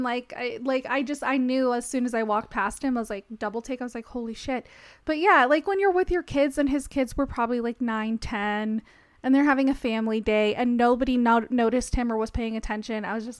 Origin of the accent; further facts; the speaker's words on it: Las Vegas, Nevada, United States; I'm from Vegas.